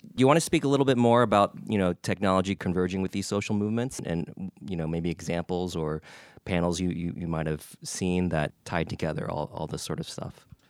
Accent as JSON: {"language": "English", "region": "Texas", "country": "United States", "tie": "born or raised there", "said": "Austin, Texas, my home state"}